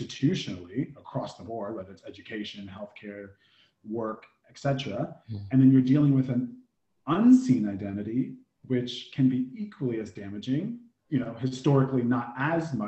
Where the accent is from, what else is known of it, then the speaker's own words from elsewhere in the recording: United States; I'm from the indigenous lands of the Native Americans, also known as the US of A. So I grew up in a very military suburban town